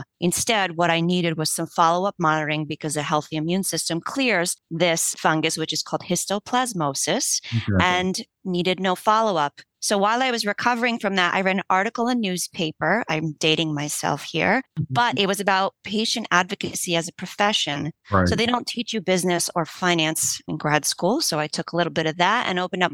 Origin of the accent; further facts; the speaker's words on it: United States; first language Polish; English is a second language; My family's from Poland. And while I was born here, I only spoke Polish at home, only went to Polish school